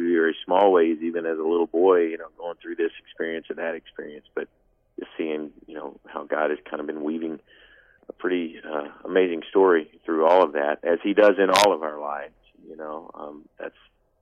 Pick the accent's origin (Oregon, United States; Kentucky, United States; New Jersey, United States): Kentucky, United States; Paducah; a kid growing up in Paducah, Kentucky